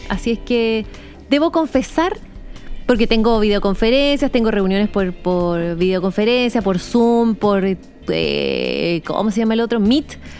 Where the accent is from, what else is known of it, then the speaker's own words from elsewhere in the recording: Santiago, Santiago Metropolitan Region, Chile; now in Punta Arenas, Chile; soy santiaguina, pero vivo en Punta Arenas